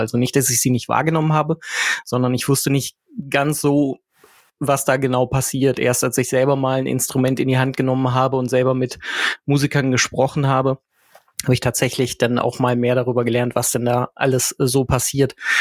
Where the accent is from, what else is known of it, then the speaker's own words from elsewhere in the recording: West Germany, Germany; moved away; ich mich ja auch einreihen als Wessi